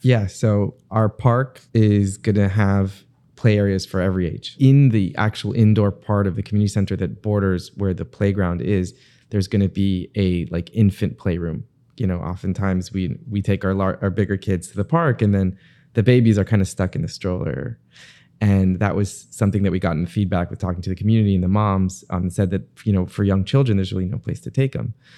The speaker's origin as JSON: {"language": "English", "town": "Bal Harbour", "region": "Florida", "country": "United States", "tie": "born or raised there", "said": "I grew up in Bay Harbor"}